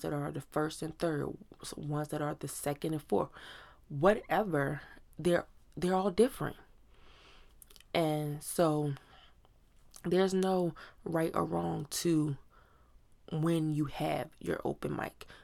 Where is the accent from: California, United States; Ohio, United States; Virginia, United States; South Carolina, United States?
Virginia, United States; Virginia Beach; moved away; we're from Virginia Beach, Virginia